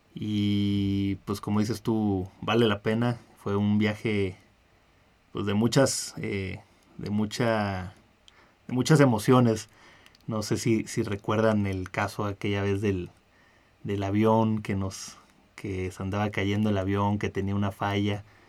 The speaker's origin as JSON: {"language": "Spanish", "town": "Ensenada", "region": "Baja California", "country": "Mexico", "said": "yo soy de, de Ensenada de Baja California"}